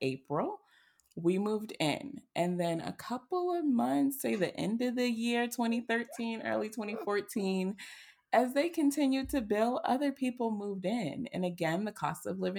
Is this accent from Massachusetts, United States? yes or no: yes; Boston, Massachusetts, United States; moved away as an adult; now in Atlanta, United States; despite being born and raised in Boston, I am a Southern Belle at heart